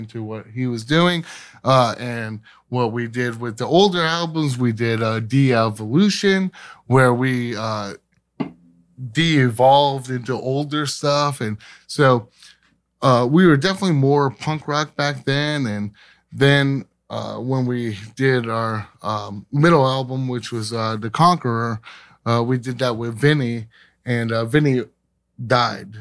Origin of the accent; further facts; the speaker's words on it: Scranton, Pennsylvania, United States; now in Pittsburgh, United States; we actually went back to my hometown, which is Scranton, Pe-, Pennsylvania. Uh, I moved here, uh, to Pittsburgh in nineteen ninety-nine